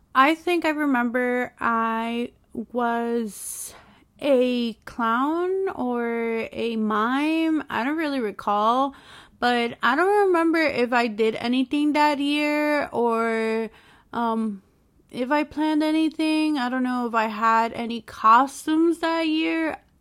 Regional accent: New York, United States; I'm from New York

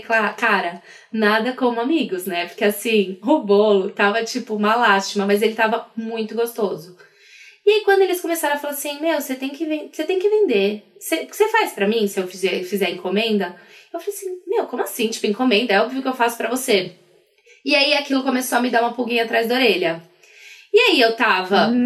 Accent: Brazil; sou do Brasil

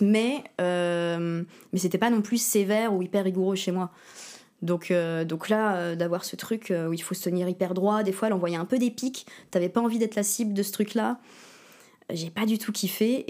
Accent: Berck-sur-Mer, Hauts-de-France, France; also born or lived in Verton; J'ai grandi à Berck-sur-Mer, dans le Pas-de-Calais. Euh, enfin, on habitait à Verton, qui est une petite ville à côté de Berck

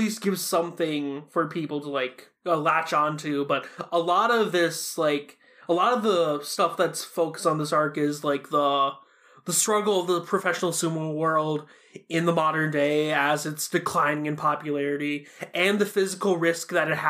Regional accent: Japan; And I'm from Japan. I feel like sometimes its humor kind of goes over my head because of how Japanese-centric it is

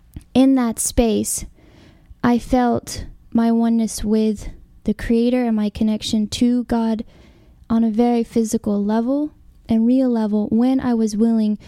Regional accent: Alabama, United States; moved away as an adult; also born or lived in California; so I grew up in Alabama in Christianity

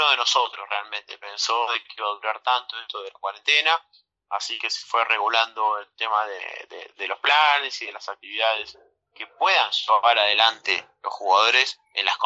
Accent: Bahía Blanca, Buenos Aires Province, Argentina; Mira, yo soy me considero una persona afortunada porque yo soy de Bahía Blanca, del, misma, del mismo lugar en donde este equipo, bueno, sigo funcionando

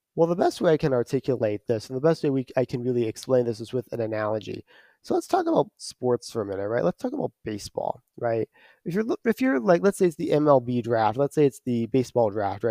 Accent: Detroit, Michigan, United States; at least here stateside, I'm from the Archdiocese of Detroit.

